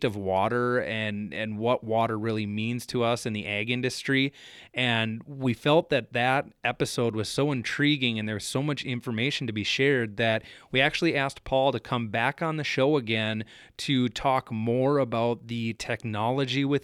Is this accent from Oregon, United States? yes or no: no; South Central Minnesota, United States; moved away as an adult; now in Red River Valley, United States; where I grew up in South Central Minnesota